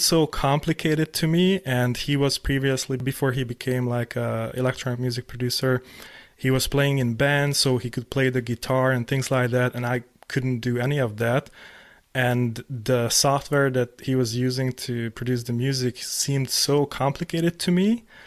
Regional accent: Hungary; moved away; I was living in Hungary 'cause I'm from Hungary.

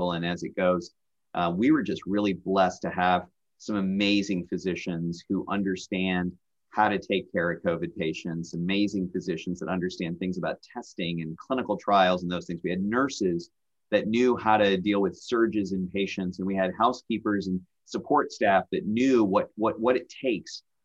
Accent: Nashville, Tennessee, United States; moved away as an adult; also born or lived in Bay Area, California; now in Iowa, United States; I grew up in Nashville.

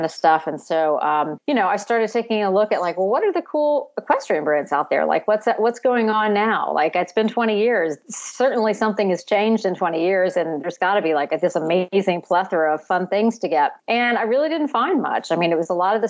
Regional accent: Baton Rouge, Louisiana, United States; moved away as an adult; also born or lived in North Carolina; I am actually originally from Louisiana. I'm from Baton Rouge.

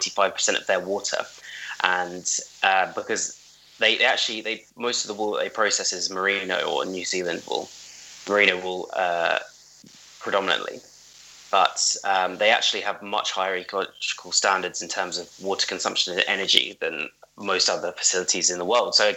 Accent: United Kingdom; we are British.

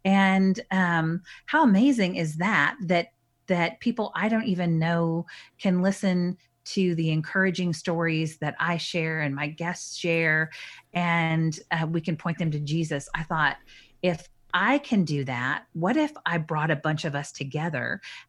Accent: Minnesota, United States; born there; also born or lived in North Dakota / Texas; now in Dallas, United States; So I was born in Minnesota and then moved to North Dakota and then moved to Texas and lived in the Woodlands, which is a suburb of Houston, not very far from my home now.

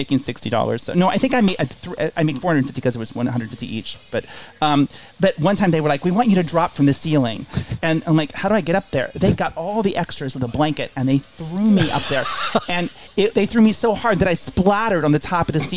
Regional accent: Grove City, Ohio, United States; also born or lived in Columbus, Ohio / Mount Sterling, Ohio; I was born in Columbus, but we lived in a little town called Mount Sterling, but I grew up in Grove City, which is a suburb of Columbus.

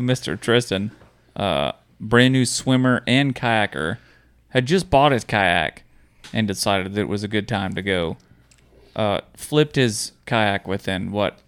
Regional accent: Florida, United States; you're from Florida, um, growing up in Florida

